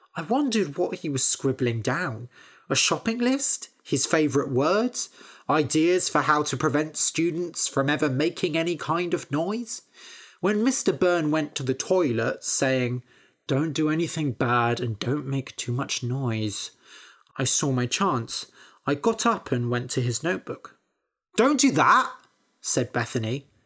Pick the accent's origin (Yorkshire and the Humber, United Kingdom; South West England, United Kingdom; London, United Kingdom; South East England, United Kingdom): South West England, United Kingdom; Bath; moved away as an adult; also born or lived in Cambridge; I grew up in Bath, studied in Cambridge, and now have moved down to the southwest of the country.